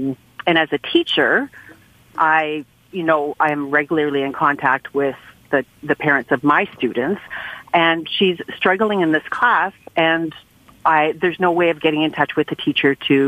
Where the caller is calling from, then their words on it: St. Joseph Island, Ontario, Canada; I'm calling from St. Joe's Island in Northern Ontario.